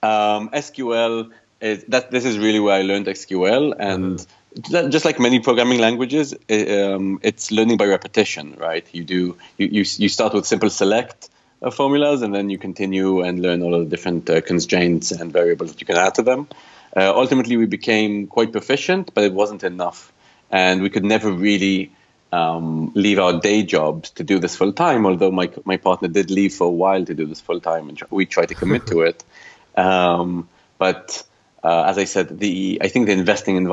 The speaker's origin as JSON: {"language": "English", "country": "Israel", "also_born_or_lived": "United Kingdom", "moved": "as an adult", "lives_now": "London, United Kingdom", "said": "I founded Bubbles with my best friend back home in Israel"}